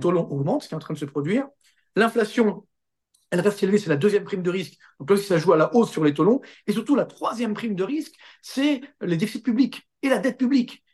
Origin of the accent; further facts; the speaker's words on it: France; Chez nous, en France